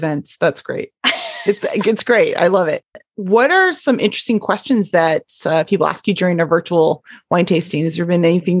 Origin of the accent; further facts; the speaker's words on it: Niagara region, Ontario, Canada; I come from the Niagara region of ice wine in Canada.